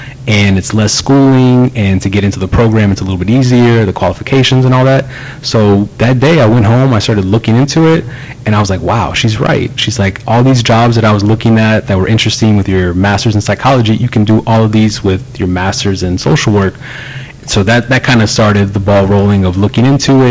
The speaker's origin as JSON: {"language": "English", "town": "Clear Lake", "country": "United States", "tie": "born or raised there", "said": "growing up in Clear Lake"}